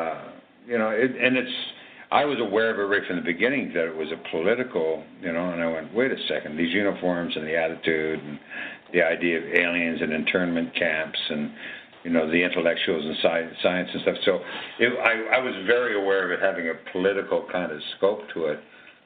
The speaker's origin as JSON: {"language": "English", "country": "Canada", "moved": "as an adult", "said": "I was from Canada"}